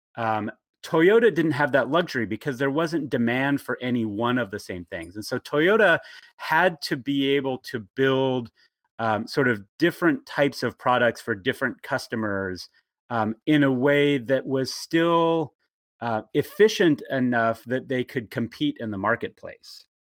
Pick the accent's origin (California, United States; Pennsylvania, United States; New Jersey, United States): California, United States; Bakersfield; now in Portland, United States; I grew up in um, the town of Bakersfield, California